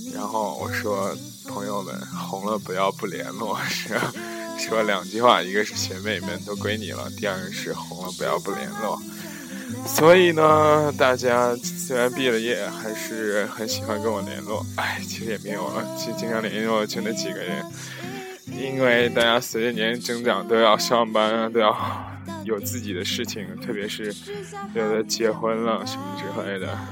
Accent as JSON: {"language": "Chinese", "town": "Zhengzhou", "region": "Henan", "country": "China", "tie": "born or raised there", "moved": "yes", "said": "这里还是在我的家乡郑州"}